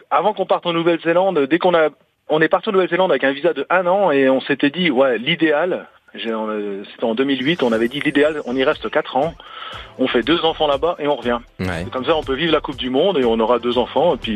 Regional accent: Bourgogne-Franche-Comté, France; accent: Franc-Comtois; l'ai pris parce que je suis originaire de Bourgogne à la base.

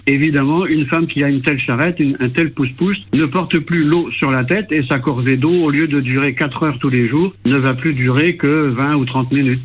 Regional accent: France; nous sommes natifs de la baie du Mont-Saint-Michel

